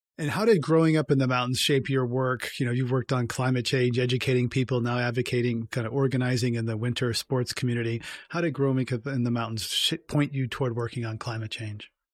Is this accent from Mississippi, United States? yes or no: no; California, United States; I'm a Californian